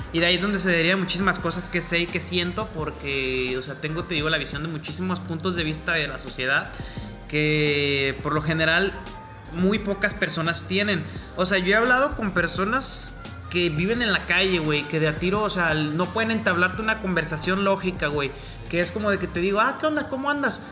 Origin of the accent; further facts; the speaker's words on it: Mexico; me gusta mi acento, me gusta ser mexicano